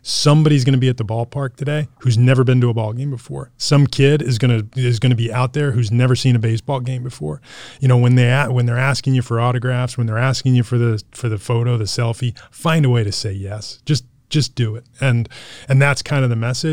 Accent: New Jersey, United States; I grew up in New Jersey and I was a Met fan as a kid growing up

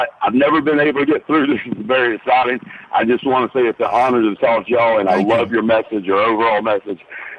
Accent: Anniston, Alabama, United States; I'm from Anniston.

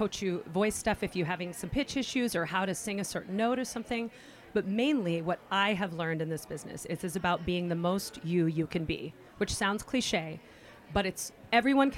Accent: California, United States; moved away as an adult; I'm from California

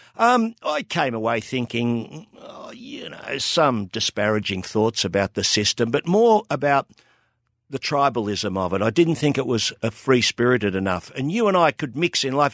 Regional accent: Melbourne, Victoria, Australia; I grew up in North Coburg, twenty-six Shaw Grove, just north of Pentridge Prison

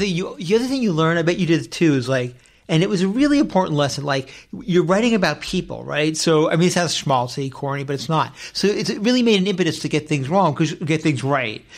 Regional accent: Westchester, New York, United States; moved away as an adult; now in Los Angeles, United States; I was born in New York City, but I grew up in Westchester.

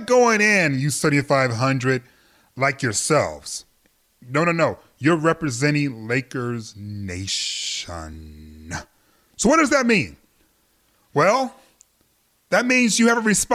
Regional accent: Detroit, Michigan, United States; now in Los Angeles, United States; I am from Detroit

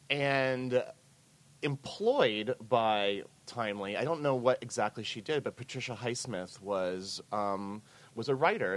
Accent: the Ozarks, United States; moved away as an adult; now in New York, United States; I grew up in the Ozarks. So I didn't move to New York until the 1990s.

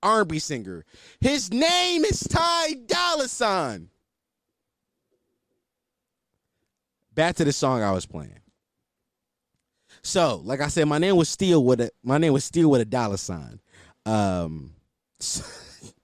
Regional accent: Philadelphia, Pennsylvania, United States; I'm from West Oak Lane

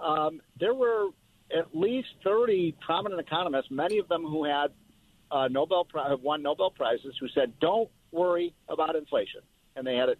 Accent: Chicago, Illinois, United States; when I grew up in Chicago

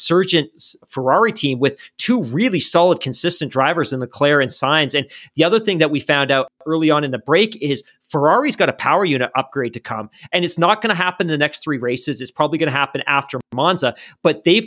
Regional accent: Canada

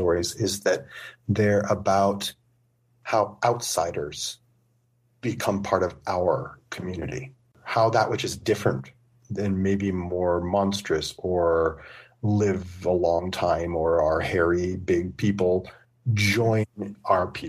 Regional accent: United States; as an American who's hanging out in southeastern Tibet

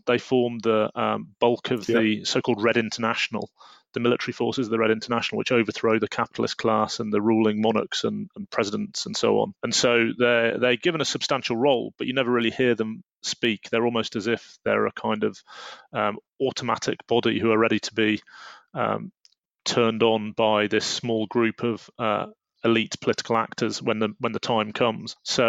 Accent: United Kingdom; as a Brit, it's relatively unusual at the time to be calling for the overthrow of the monarchy

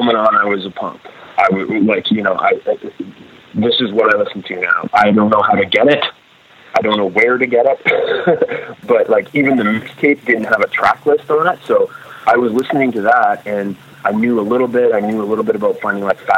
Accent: Grimsby, Ontario, Canada; there weren't a group of punks when I grew up in Grimsby

